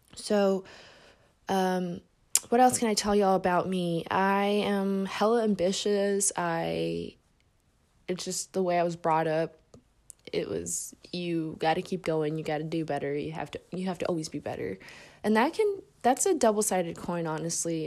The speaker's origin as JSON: {"language": "English", "town": "Indianapolis", "region": "Indiana", "country": "United States", "tie": "born or raised there", "also_born_or_lived": "Mexico City, Mexico", "said": "I moved to Indy when I was six years old, and I've been here since"}